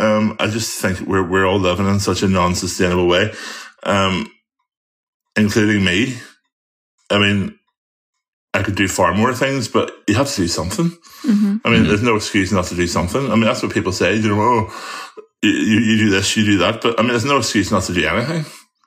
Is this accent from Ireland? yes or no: yes; Ireland; the one thing I have difficulty with being an Irish boy is butter. We have such beautiful grass-fed butter over here.